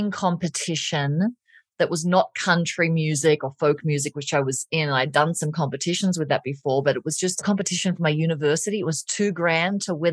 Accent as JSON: {"language": "English", "country": "Australia", "moved": "as an adult", "lives_now": "Colorado, United States", "said": "I'm Australian"}